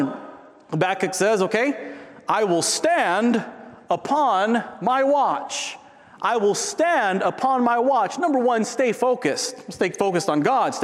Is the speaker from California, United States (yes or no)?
yes; San Diego, California, United States; moved away; I grew up in San Diego.